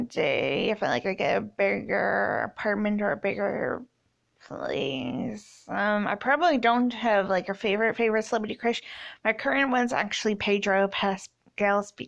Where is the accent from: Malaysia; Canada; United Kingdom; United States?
Canada; I'm 27. I'm from Canada. I only speak English at the moment.